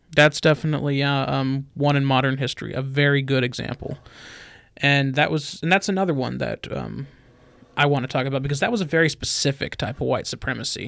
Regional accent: Albuquerque, New Mexico, United States; moved away; I was born in Albuquerque.

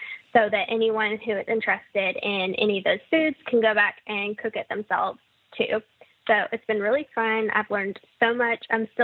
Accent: Mississippi, United States; both you and I growing up in Mississippi

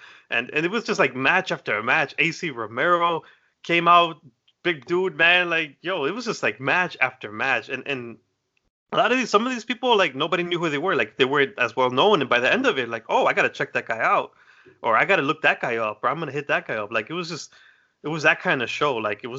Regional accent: Chicago, Illinois, United States; I'm like, I'm from Chicago. I need to see this guy.

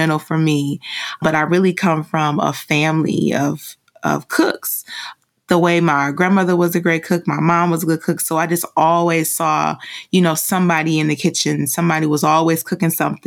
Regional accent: Detroit, Michigan, United States; I'm just a girl from Detroit

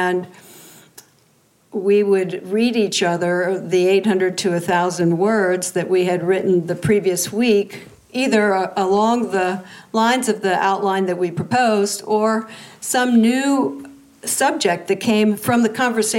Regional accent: the East, East Coast, United States; I'm from the East

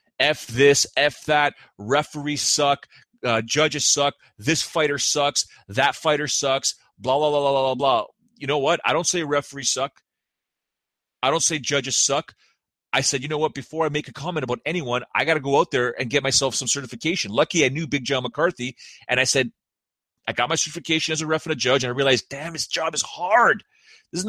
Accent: Canada; I'm Canadian.

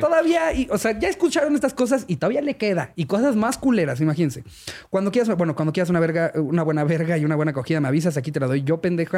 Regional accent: Mexico; nosotros nos mama ser mexicanos

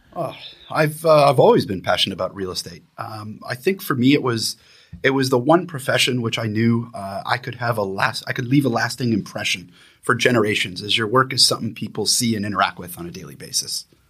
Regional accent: Niagara area of Southern Ontario, Canada; moved away as an adult; now in Vancouver, Canada; I'm originally from Niagara area of Southern Ontario. Uh, however, I've lived in Vancouver for the past fourteen years

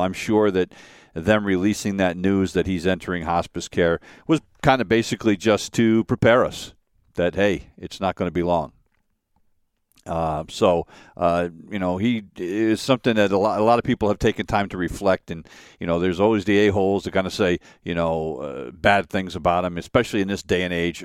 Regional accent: Connecticut, United States; Born in Bridgeport, Connecticut

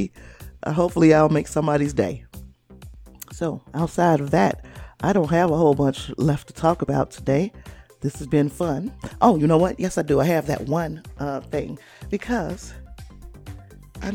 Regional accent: Chicago, Illinois, United States; And I'm from that area. I'm from the Chicago area

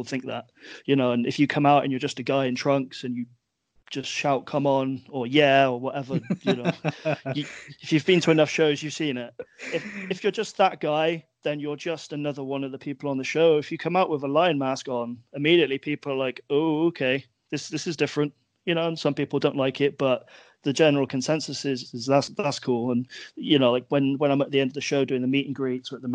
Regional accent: England, United Kingdom; we're a country of British people

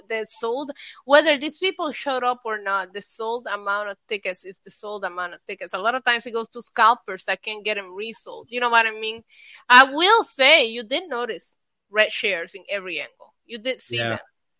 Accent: New York, United States; we're from New York

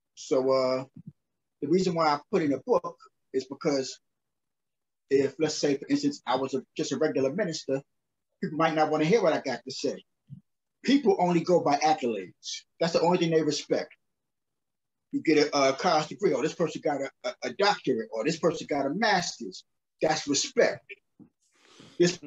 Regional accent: New York City, New York, United States; also born or lived in Brownsville, Brooklyn, New York; I grew up in uh South Jamaica, Queens, New York

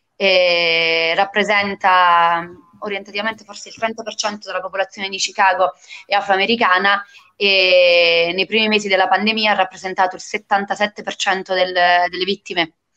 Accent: Fontanarosa, Campania, Italy

